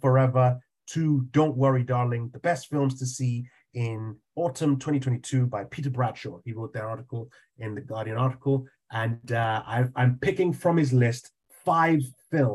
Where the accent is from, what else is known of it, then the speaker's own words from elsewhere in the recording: Nigeria; I grew up in Nigeria